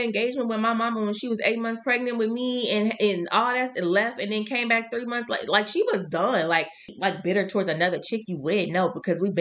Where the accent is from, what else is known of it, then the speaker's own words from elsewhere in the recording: Shreveport, Louisiana, United States; I'm from Shreveport